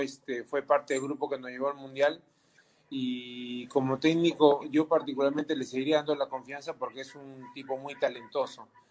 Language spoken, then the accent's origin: Spanish; Peru; nosotros como peruanos